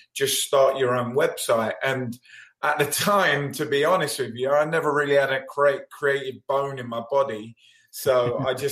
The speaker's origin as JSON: {"language": "English", "region": "London", "country": "United Kingdom", "moved": "as an adult", "lives_now": "United States", "said": "I'm obviously from London, England"}